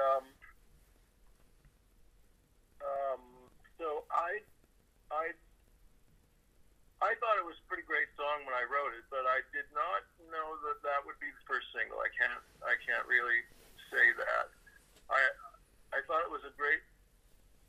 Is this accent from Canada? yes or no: yes; Canada